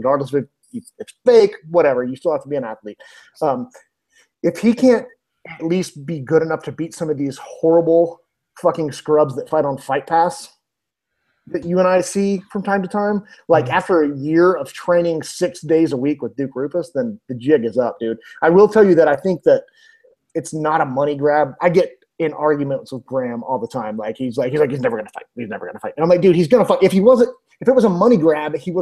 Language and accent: English; Ireland; I'm Irish